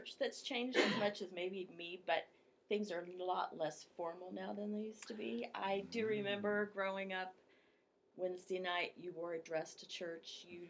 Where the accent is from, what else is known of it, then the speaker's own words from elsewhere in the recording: Moberly, Missouri, United States; I was born in Moberly